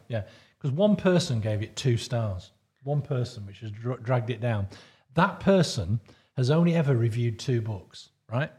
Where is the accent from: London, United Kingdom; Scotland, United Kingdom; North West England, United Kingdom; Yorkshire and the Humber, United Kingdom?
North West England, United Kingdom; Lancaster; also born or lived in Stockport; when I was growing up in Lancaster